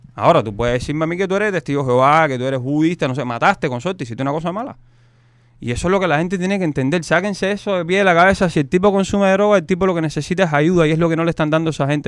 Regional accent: Cuba; moved away; todos somos los cubanos

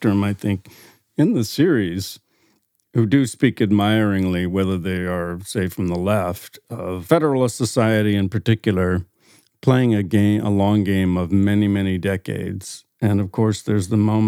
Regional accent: central Illinois, United States; John and I both grew up in the Midwest. John in the Milwaukee area, me in central Illinois

